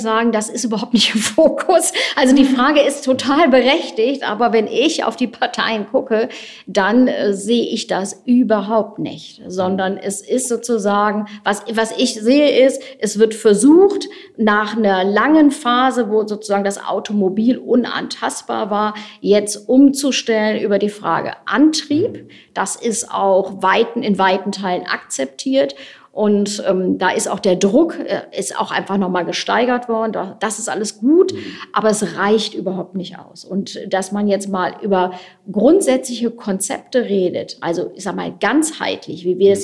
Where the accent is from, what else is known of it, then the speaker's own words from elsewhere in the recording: Wuppertal, North Rhine-Westphalia, Germany; moved away; Ich habe auch ein paar Jahre mal im Kommunalparlament gesessen in meiner alten Heimatstadt